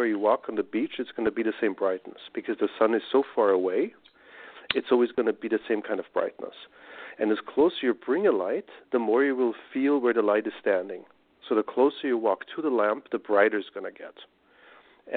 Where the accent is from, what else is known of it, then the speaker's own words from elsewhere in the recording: Austria; I come from Austria